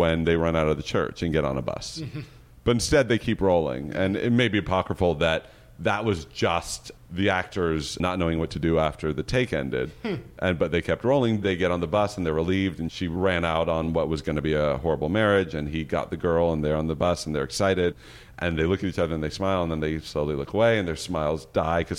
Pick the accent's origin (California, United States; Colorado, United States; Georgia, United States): California, United States; Berkeley; I'm from Berkeley